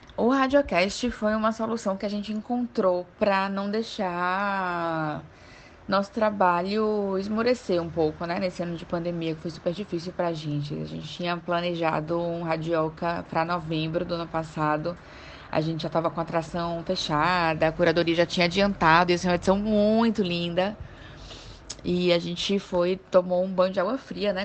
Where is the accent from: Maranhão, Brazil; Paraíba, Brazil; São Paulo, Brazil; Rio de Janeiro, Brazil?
Paraíba, Brazil; João Pessoa; moved away as an adult; now in Salvador, Brazil; eu sou de João Pessoa, né? Vim, mudei para cá, para Salvador, em 2010